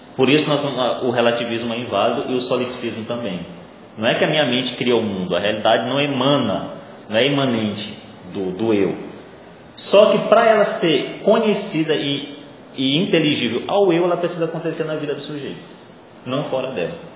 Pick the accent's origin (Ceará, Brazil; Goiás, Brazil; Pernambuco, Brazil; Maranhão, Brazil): Maranhão, Brazil; first language Portuguese; Eu não escolhi nascer maranhense, eu não escolhi nascer falando português, eu não escolhi nascer no Brasil, né? já que eu sou maranhense